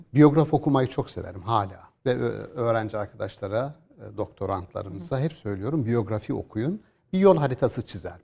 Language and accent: Turkish; Gümüşhane Province, Turkey; biz bir orman orman içerisinde bir 2000 rakımlı bir Doğu Karadeniz bir köydeyiz aslında. Müthiş bir köyümüz var